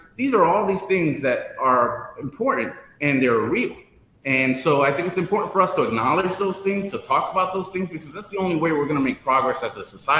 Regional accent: New York City, New York, United States; So I was born and raised in New York in the Bronx. And as a first generation Dominican American, as a proud Afro-Latino

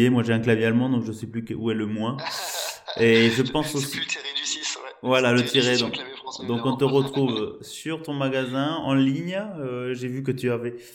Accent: Bordeaux, Nouvelle-Aquitaine, France; en tant que bordelais.

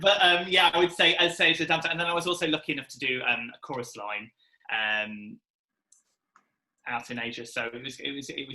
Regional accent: Nottingham, East Midlands, United Kingdom; I'm from Nottingham originally

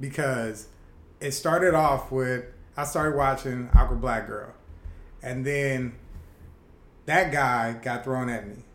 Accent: Los Angeles, California, United States; I'm really from LA. Like, the Jungles is like 5 minutes from my house

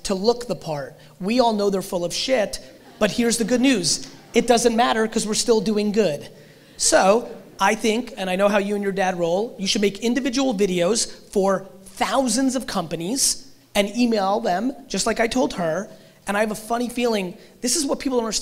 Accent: Russia; I was born in Russia

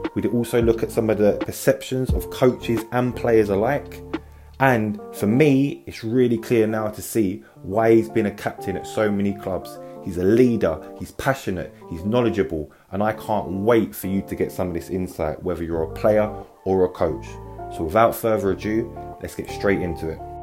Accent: London, United Kingdom; I grew up in South London as well

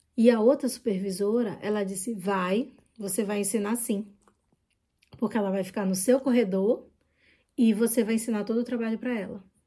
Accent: Brazil; accent: Brazilian; moved away as an adult; now in France

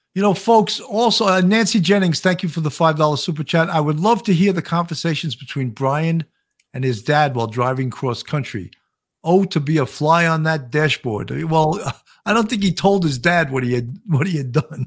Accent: Long Island, New York, United States; accent: Long Island; I'm from New York." He goes, "No, no, no, no, no, no. You're not from New York. Where? Where in New York?" I go, "Long Island

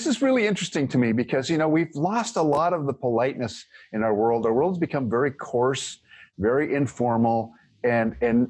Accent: San Diego, California, United States; I grew up in San Diego

